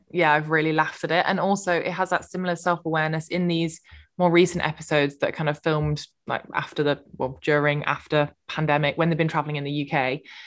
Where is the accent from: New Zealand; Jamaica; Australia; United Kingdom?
United Kingdom; we're so British